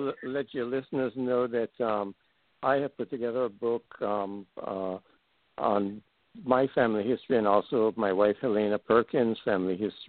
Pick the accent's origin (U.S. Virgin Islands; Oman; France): U.S. Virgin Islands; St. Thomas; growing up on St. Thomas, yeah, I have a lot of very nice memories of the areas where I lived and neighborhoods. When I was born in 1950, my parents and my three older sisters were living in what I call the DeCaster House.